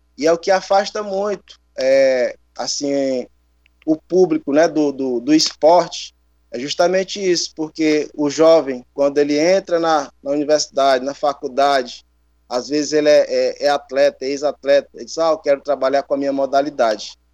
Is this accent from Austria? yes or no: no; Teresina, Piauí, Brazil; eu cresci aqui no Disseu, né? É, fiz parte de projeto social e a gente sabe que os bairros, a periferia de Teresina